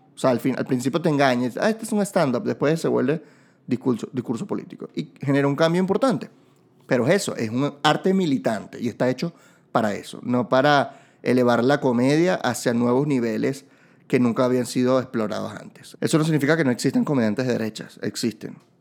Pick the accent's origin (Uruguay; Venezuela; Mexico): Venezuela; Barquisimeto, Lara; yo soy de Barquisimeto